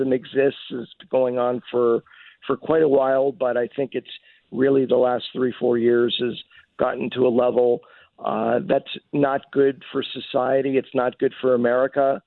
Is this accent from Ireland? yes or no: no; Montreal, Quebec, Canada; moved away as an adult; now in Los Angeles, United States; I was born and raised in Montreal and lived there for approximately 19, 20 years before I came out to LA to go to law school